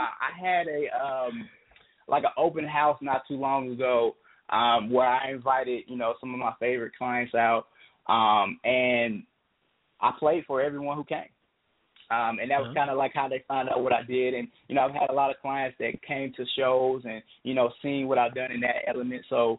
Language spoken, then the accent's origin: English; the South, United States; I grew up in the church. I'm from the South, man.